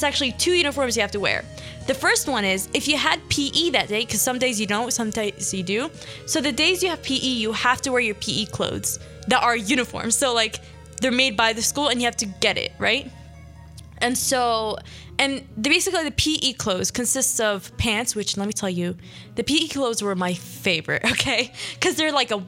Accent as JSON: {"language": "English", "town": "Philadelphia", "region": "Pennsylvania", "country": "United States", "tie": "born or raised there", "also_born_or_lived": "Sharjah, United Arab Emirates", "said": "I was born in Philly, 5 years. Went there for 6 years to kind of, you know, practice my religion, practice my language. And then I came here when I was like going to be sixth grade"}